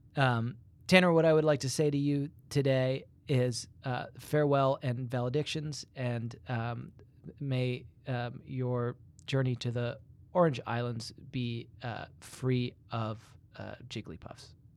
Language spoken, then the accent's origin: English; England, United Kingdom; moved away; when I was a, a very young boy, um, growing up in England